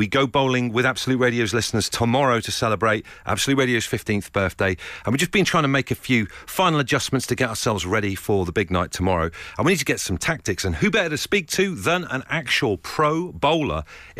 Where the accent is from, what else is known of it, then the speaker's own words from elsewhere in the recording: Leigh-on-Sea, East of England, United Kingdom; I'm from Leon C.